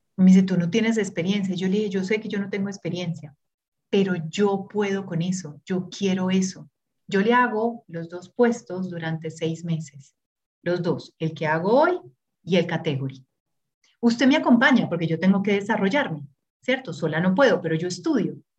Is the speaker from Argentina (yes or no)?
no; Urabá, Antioquia, Colombia; also born or lived in Brazil; now in Medellín, Colombia; nací en Urabá